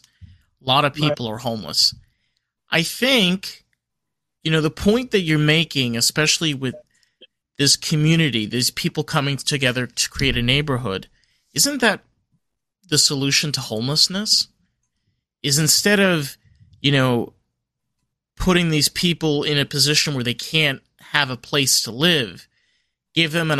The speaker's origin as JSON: {"language": "English", "region": "New York", "country": "United States", "moved": "yes", "lives_now": "Florida, United States", "said": "I live in Florida, and I'm from New York"}